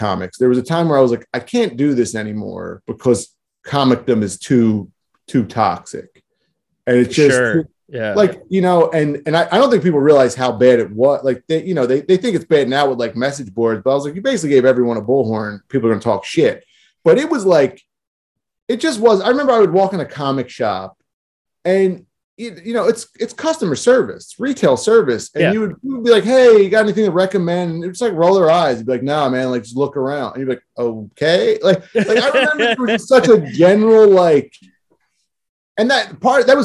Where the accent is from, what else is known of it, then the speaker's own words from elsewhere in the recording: Philadelphia, Pennsylvania, United States; I'm from South Philadelphia.